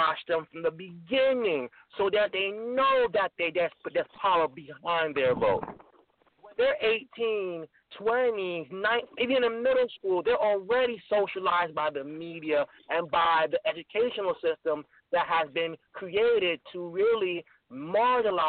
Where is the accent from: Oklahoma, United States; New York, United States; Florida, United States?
New York, United States; New York City; moved away as an adult; also born or lived in College Park, Maryland; I grew up in Brooklyn, New York, but I went to the University of Maryland, College of Park, to pursue my degree